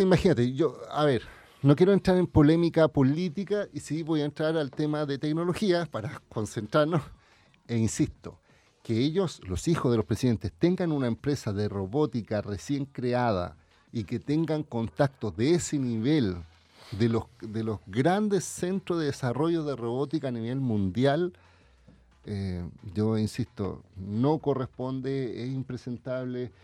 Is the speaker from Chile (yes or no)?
yes; Chile; a mí como chileno